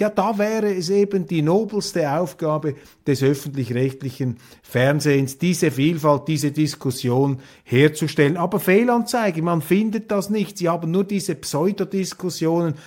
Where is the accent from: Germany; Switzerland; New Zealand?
Switzerland; als Schweizer